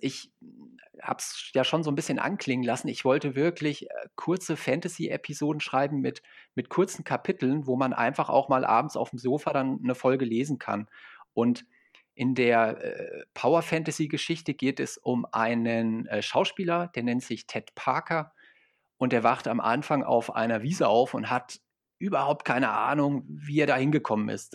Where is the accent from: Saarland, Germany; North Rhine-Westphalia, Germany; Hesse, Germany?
Hesse, Germany; Fulda; ich komme hier aus Fulda, das ist so die Mitte